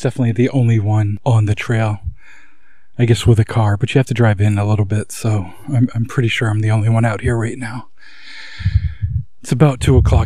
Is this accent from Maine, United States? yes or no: yes; Maine, United States; my home state of Maine